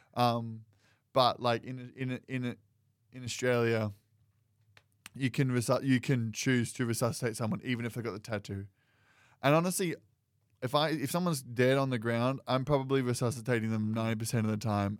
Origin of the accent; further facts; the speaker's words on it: United States; I'm Welsh and Scottish. American